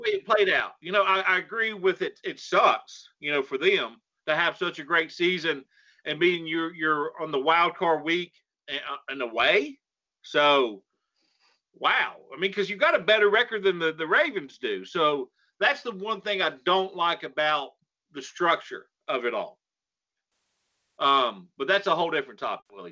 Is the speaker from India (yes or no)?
no; North Carolina, United States; we're from North Carolina